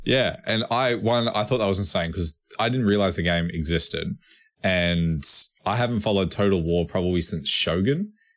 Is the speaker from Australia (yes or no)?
yes; Australia; we're Australian